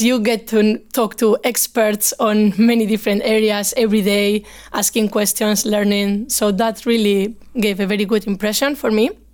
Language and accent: English; Bilbao, Basque Country, Spain; moved away as an adult; now in Stockholm, Sweden; I'm from Bilbao, uh, in the north of Spain